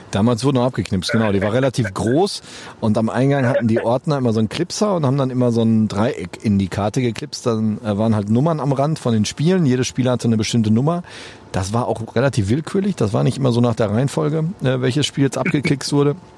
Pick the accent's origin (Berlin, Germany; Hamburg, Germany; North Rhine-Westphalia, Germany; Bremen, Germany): North Rhine-Westphalia, Germany; Holzwickede; ich kam aus Holzwickede, das ist hier so ein kleines Kaff. Wir sind in Unna zur Schule gegangen